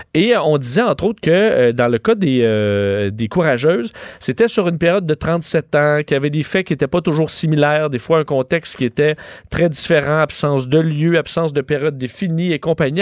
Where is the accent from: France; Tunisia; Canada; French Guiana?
Canada; chez nous au Canada